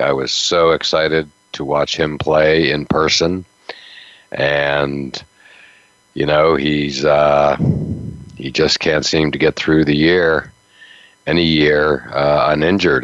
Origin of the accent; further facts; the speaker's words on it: Western Pennsylvania, United States; now in Boston, United States; I grew up in the Western Pennsylvania